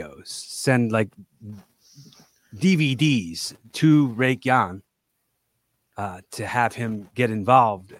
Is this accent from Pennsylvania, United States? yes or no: yes; Philadelphia, Pennsylvania, United States; also born or lived in West Chester; I'm from Philly